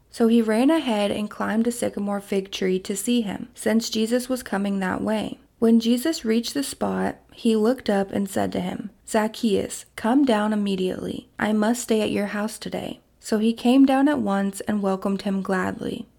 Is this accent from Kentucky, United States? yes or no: yes; Kentucky, United States; my hometown in Kentucky